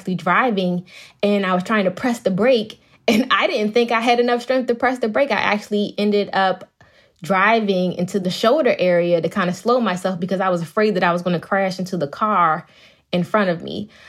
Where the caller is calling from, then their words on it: Bowie, Maryland, United States; I'm actually in my office, but in Bowie, Maryland.